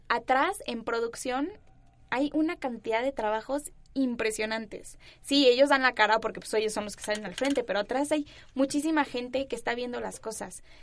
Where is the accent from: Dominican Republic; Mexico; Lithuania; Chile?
Mexico; Mexico City; accent: neutral; los ciudadanos, digámoslo así, de aquí, de la Ciudad de México, tenemos un acento muy neutral